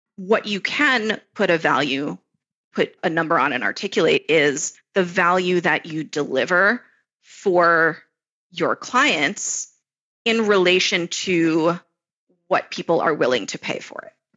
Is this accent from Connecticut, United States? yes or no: no; Florida, United States; moved away as an adult; now in Israel; I grew up in Florida